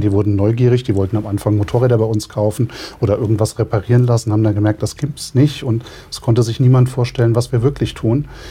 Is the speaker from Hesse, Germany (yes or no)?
yes; the region around Rauschenberg, Hesse, Germany; Insgeheim kommen wir aus der Region, wir stehen zu der Region und wollen eigentlich auch dort bleiben